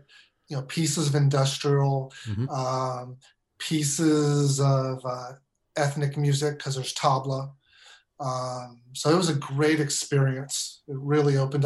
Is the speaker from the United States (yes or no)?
yes; Stilton, Pennsylvania, United States; moved away as an adult; also born or lived in San Francisco; now in Northern California, United States; I grew up in Pennsylvania